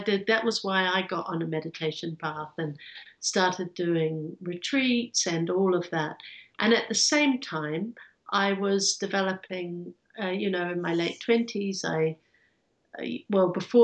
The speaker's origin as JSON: {"language": "English", "country": "New Zealand", "tie": "born or raised there", "moved": "yes", "lives_now": "London, United Kingdom", "said": "I grew up in New Zealand. And from a fifth generation farming family"}